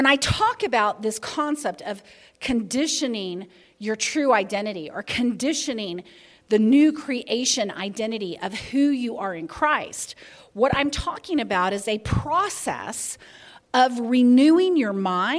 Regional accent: the Bible Belt, the South, United States; I grew up in the Bible Belt

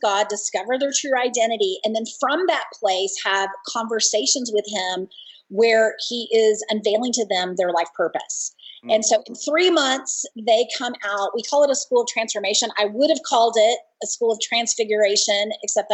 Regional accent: Dallas-Fort Worth area, Texas, United States; I grew up in the Dallas-Fort Worth area, a good Baptist girl

